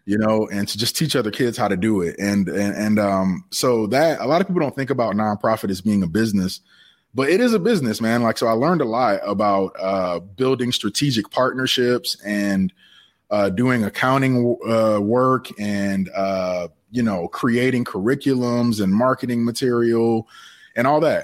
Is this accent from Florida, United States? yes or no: no; Savannah, Georgia, United States; I'm originally from Savannah, Georgia.